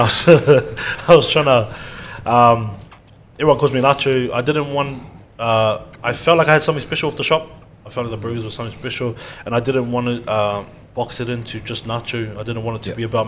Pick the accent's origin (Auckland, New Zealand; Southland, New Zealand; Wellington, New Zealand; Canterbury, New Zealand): Auckland, New Zealand; now in Australia; I'm originally from Auckland, New Zealand